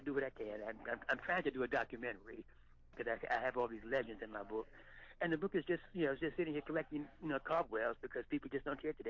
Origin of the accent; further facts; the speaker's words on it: the South, United States; I mean, I grew up in the Jim Crow South, and I just I don't understand that at all.